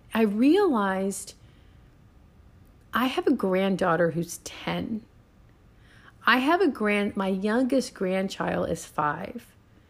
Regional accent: Puerto Rico; moved away; Now I go back to thinking of in the island I grew up on in Puerto Rico.

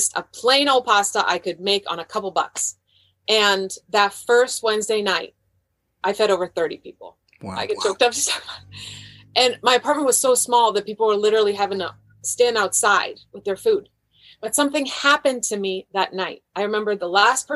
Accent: Croatia; now in United States; My whole family, I'm from Croatia. My whole family was in Croatia

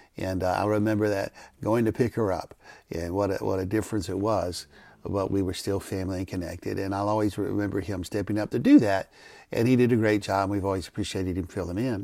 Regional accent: McComb, Mississippi, United States; moved away; I'm from Macomb, Mississippi.

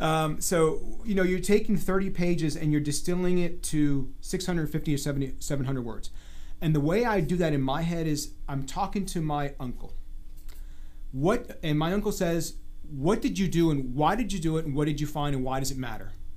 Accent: D.C., District of Columbia, United States; I was born right outside Washington, D.C., where I grew up.

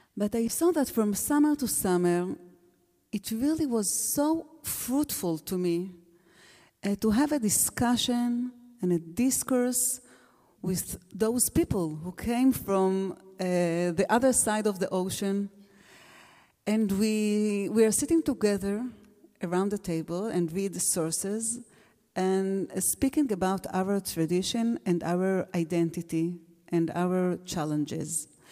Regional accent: Alon Shvut, Judea and Samaria, Israel; first language Hebrew; English is a second language; I was born in Alon Shvut. It's in Gush Etzion, near Jerusalem, and I live there, there still with my own family. And I was growing up there

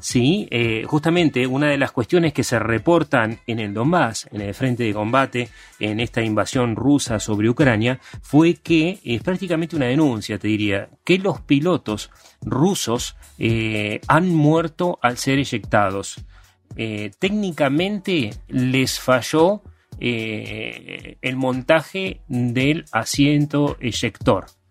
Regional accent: Argentina; Somos la Argentina trucha que vuela abajo

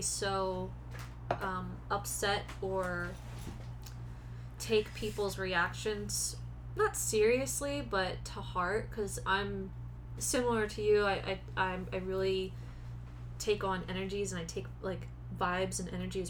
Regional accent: East Coast, United States; moved away; I'm from the East Coast

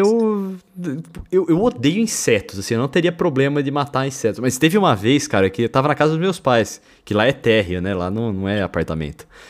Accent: interior of São Paulo, Brazil; now in São Paulo, Brazil; eu e o Bruno somos do interior de São Paulo

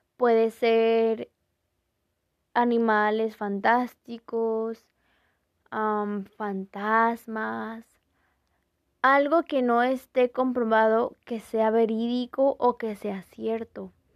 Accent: Mexico; nuestra cultura como mexicanos

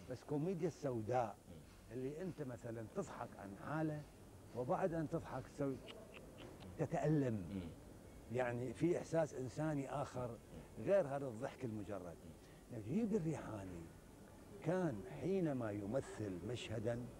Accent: Iraq; لأنه في شروط عندنا بالعراق من يدخل الكلية الطبية

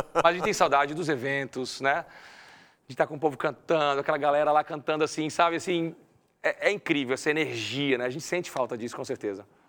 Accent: Brazil; moved away as an adult; now in Spain; eu sou brasileiro

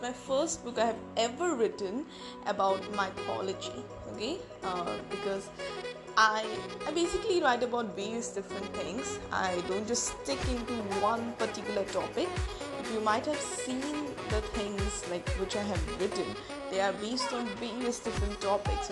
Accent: India; as an Indian

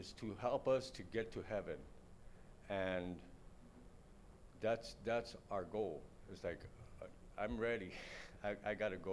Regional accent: Los Angeles, California, United States; I was born and raised in East L.A.

